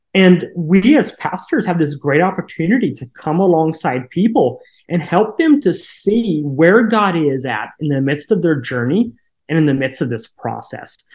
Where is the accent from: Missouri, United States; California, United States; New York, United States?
Missouri, United States; Koshkonong; now in Licking, United States; grew up in a town of 200 people right along the Missouri Arkansas border uh, called Koshkonong, Missouri